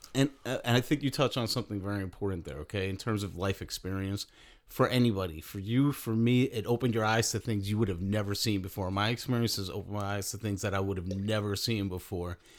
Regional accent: New York, United States; moved away; also born or lived in Philadelphia / Chicago; growing up in New York, you know, everybody kinda lives right around each other

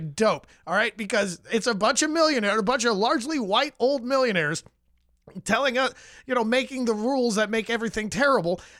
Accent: Vernon Hills, Illinois, United States; I grew up in Vernon Hills, uh, Illinois, about thirty miles north of here

